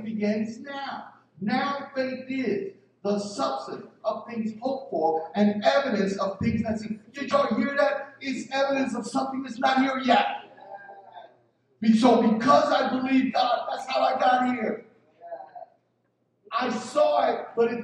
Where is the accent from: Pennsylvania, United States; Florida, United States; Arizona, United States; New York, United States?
Pennsylvania, United States; Philadelphia; I'm from North Philly